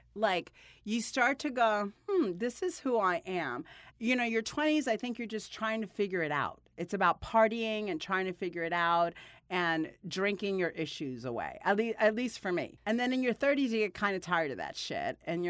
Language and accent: English; Miami, Florida, United States; also born or lived in New Jersey / Dominican Republic / Guatemala / Puerto Rico; I grew up in Miami, a lot of Jersey, Miami, Dominican Republic, Guatemala, Puerto Rico. I lived in all these, graduated high school in Las Vegas.